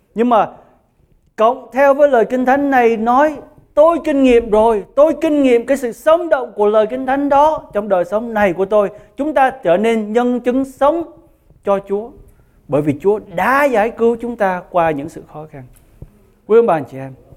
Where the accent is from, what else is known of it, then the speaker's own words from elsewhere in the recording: Vietnam; người Việt của chúng ta